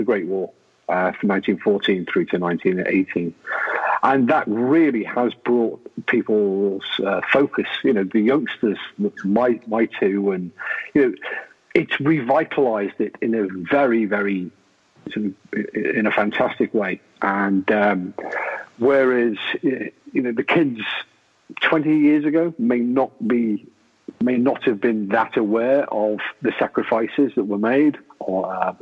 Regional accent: United Kingdom; I like being British

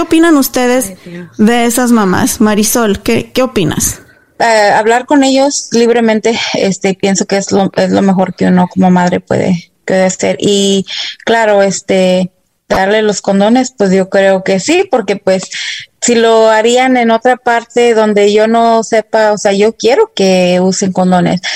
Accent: Dallas, Texas, United States; yo fui a la escuela aquí, crecí en Dallas, Texas

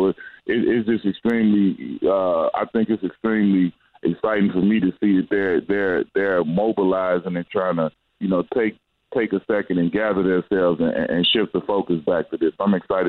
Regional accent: Chicago, Illinois, United States; When you grow up the way that some of these people and the way that I grew up in Chicago, it's not, you don't always have that choice.

